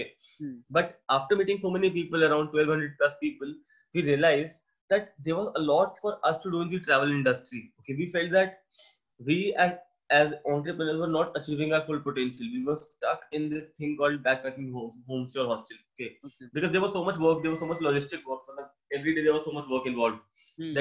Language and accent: English; India; being an Indian